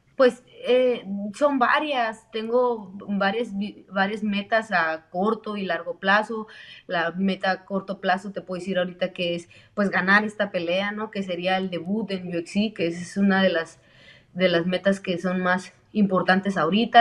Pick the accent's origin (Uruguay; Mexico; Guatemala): Mexico; somos mexicanas y representamos mucho orgullosamente a nuestro, nuestra sangre mexicana